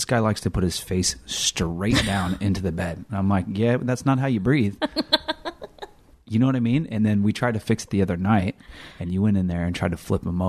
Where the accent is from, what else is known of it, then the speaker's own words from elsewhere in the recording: Elk Grove, California, United States; I'm not even from Sacramento, I'm from Elk Grove.